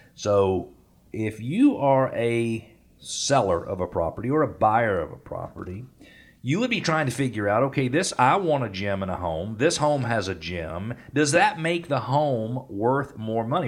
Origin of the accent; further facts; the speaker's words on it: Atlanta, Georgia, United States; I grew up in Northeast Atlanta. As a teenager, I went to Gwinnett Place Mall